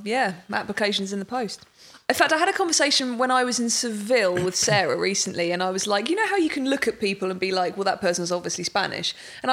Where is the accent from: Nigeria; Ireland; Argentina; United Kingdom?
United Kingdom; England; that is where I'm from. So I'm extremely English, unfortunately, with just a little tinge of, German, possibly French, Dutch, and a little bit of Baltic states.